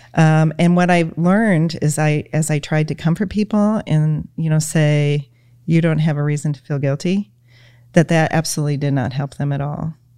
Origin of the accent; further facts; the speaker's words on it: Michigan, United States; we're from Michigan. So we're, you know, total Michigan people